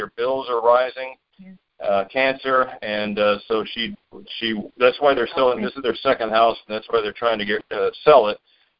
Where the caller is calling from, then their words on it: Orlando, Florida, United States; Yeah, this is … here in Orlando.